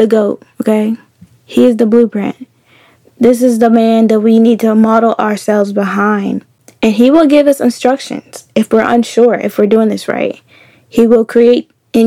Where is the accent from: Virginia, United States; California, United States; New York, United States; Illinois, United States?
Virginia, United States; Keysville; moved away; I'm from Virginia. Keysville, Virginia, to be specific. I'm a country girl